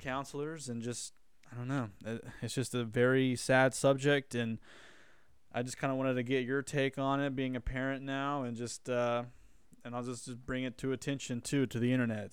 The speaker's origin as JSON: {"language": "English", "town": "Wilburton", "region": "Oklahoma", "country": "United States", "tie": "born or raised there", "moved": "yes", "said": "it's my hometown, so I always love it. I go back"}